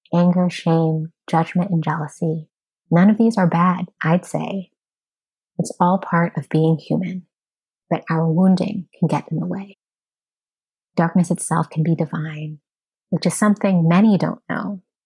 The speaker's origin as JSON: {"language": "English", "country": "United States", "said": "As an American society"}